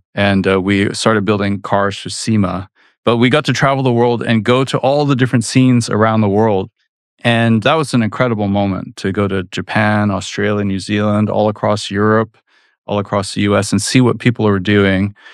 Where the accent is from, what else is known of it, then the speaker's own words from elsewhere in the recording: Vancouver, British Columbia, Canada; moved away as an adult; now in United States; went back to my native Canada because I figured out in my hometown they were making this very famous racing game, Need for Speed